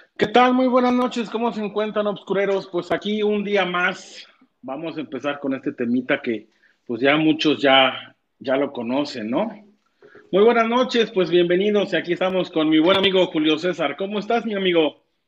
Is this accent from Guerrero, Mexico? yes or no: no; Cuernavaca, Morelos, Mexico; Yo soy de Cuernavaca, no soy de, Monterrey